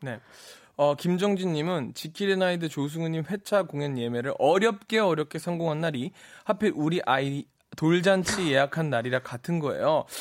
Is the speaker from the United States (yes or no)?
yes; New York, United States; moved away; 제가 또 브로드웨이 뉴욕 출신이잖아요.